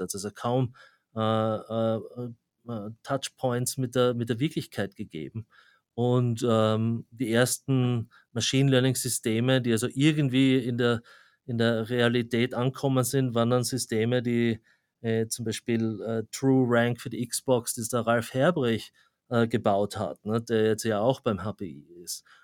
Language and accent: German; Graz, Styria, Austria; moved away as an adult; also born or lived in Zurich, Switzerland; now in New York, United States; wie man am Akzent schon hört, ich komme ursprünglich aus Österreich, also aus, aus Graz